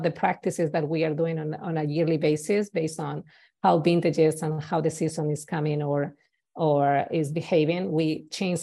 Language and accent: English; Spain; English is a second language; moved away as an adult; now in Napa Valley, United States; I have an accent. I'm originally from Spain, and I've been in US for more than 15 years, but I still have an accent